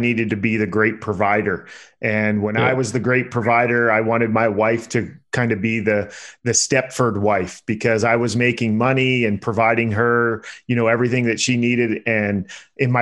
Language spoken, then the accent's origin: English; Pennsylvania, United States; now in Las Vegas, United States; I'm from Pennsylvania.